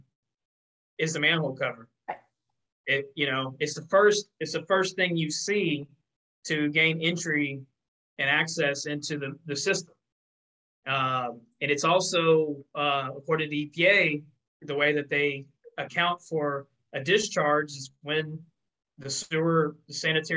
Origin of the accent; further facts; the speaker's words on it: Texas, United States; my home state of Texas